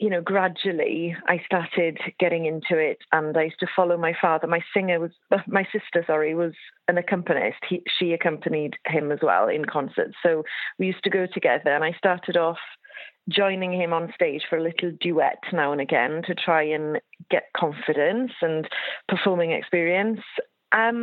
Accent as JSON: {"language": "English", "region": "West Wales", "country": "United Kingdom", "tie": "born or raised there", "said": "I grew up on a farm in West Wales, sheep and also beef. But I grew up being Welsh"}